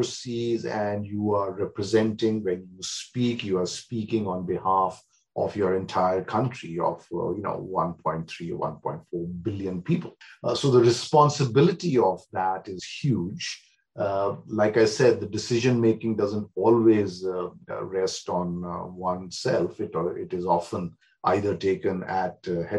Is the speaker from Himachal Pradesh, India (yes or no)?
yes; Shimla, Himachal Pradesh, India; moved away as an adult; also born or lived in Amritsar / Chandigarh / Delhi; now in Australia; Shimla is my hometown. I wasn't born there. Born in Amritsar. But I grew up in Shimla partly and partly in Chandigarh